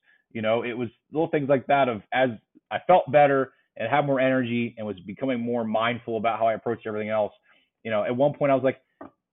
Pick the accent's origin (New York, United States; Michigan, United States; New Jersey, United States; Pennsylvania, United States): Pennsylvania, United States; I love Pennsylvania as a state. It's my home state